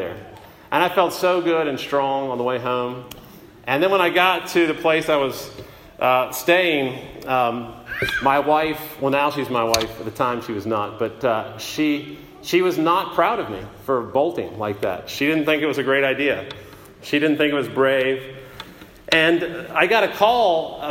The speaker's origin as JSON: {"language": "English", "country": "United States", "also_born_or_lived": "England", "moved": "as an adult", "said": "as an American"}